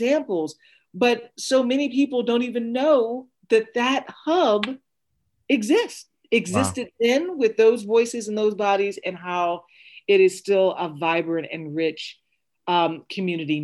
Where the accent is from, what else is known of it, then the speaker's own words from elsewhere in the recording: Maryland, United States; moved away as an adult; also born or lived in Fort Meade, Maryland; I have such fond memories of growing up in Maryland